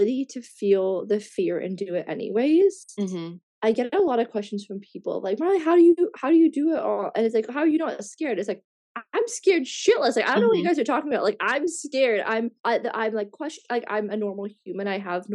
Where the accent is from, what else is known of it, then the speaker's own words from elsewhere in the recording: Canada; also born or lived in Australia / Bali; in my home country, in Canada